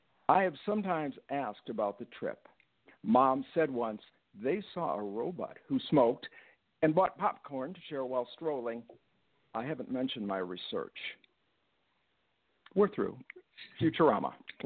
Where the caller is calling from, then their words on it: Rochester, New York, United States; I'm in Rochester, New York.